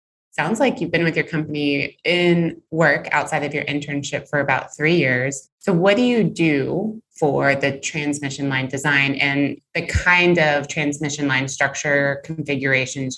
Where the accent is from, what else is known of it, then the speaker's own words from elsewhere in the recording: Alabama, United States; moved away; also born or lived in Houston, Texas; I'm originally from Alabama